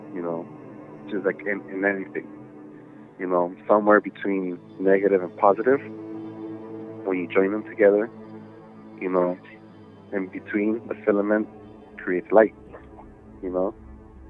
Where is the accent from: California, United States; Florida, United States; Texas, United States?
California, United States; Los Angeles; I grew up in East